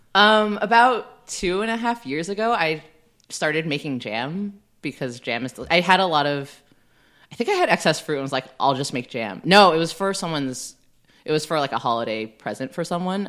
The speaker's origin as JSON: {"language": "English", "area": "Bay Area", "region": "California", "country": "United States", "tie": "born or raised there", "said": "I grew up in the Bay Area, so, like, fifty percent of my high school was Asian"}